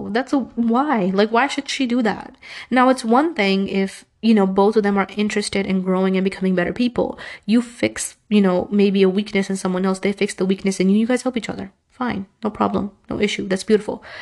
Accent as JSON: {"language": "English", "country": "Pakistan", "said": "And it's not just like Pakistani culture. I'm Pakistani, but it's not just that."}